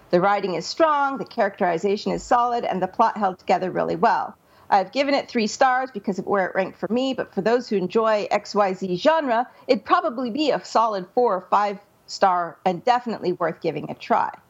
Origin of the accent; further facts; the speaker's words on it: Scotland, United Kingdom; being a Scotsman, I hate wasting money more